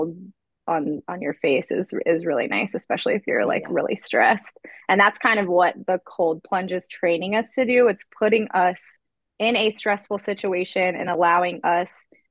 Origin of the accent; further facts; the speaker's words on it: Georgia, United States; moved away; I'm from Georgia